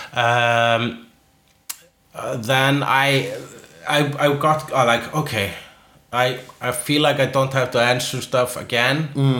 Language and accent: English; Iceland; first language Icelandic; English is a second language; as an Icelander